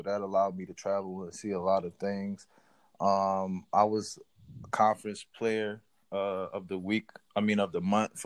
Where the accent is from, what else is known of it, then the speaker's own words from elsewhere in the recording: New Orleans, Louisiana, United States; moved away as an adult; now in Surrey, United Kingdom; I grew up in New Orleans, Louisiana